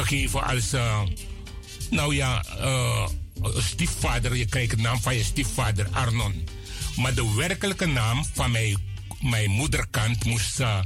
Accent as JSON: {"language": "Dutch", "region": "Coronie", "country": "Suriname", "tie": "born or raised there", "also_born_or_lived": "Nickerie, Suriname", "moved": "yes", "lives_now": "Netherlands", "said": "Met de eh, eenjarige leeftijd mijn grootmoeder van Coroni heeft mij opgehaald en mij gebracht naar Coroni om daar te laten opgroeien"}